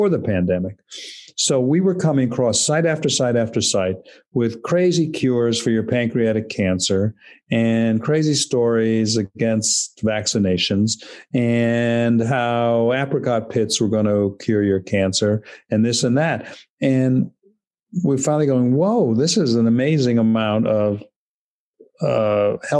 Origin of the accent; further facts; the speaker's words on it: New York City, New York, United States; I grew up in New York City